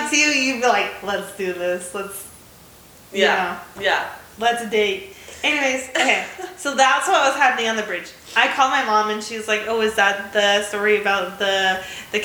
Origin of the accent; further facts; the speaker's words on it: United States; accent: American; my American accent